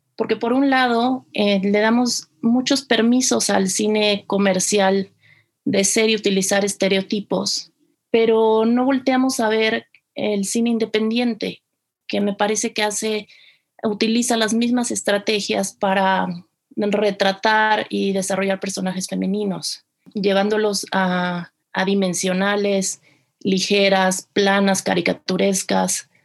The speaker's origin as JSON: {"language": "Spanish", "region": "Mexico City", "country": "Mexico", "tie": "born or raised there", "said": "yo soy originaria de la Ciudad de México"}